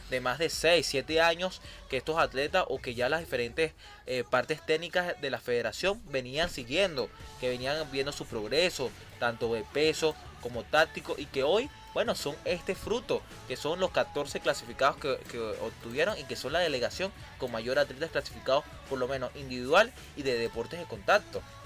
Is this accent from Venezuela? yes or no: yes; Venezuela; como venezolanos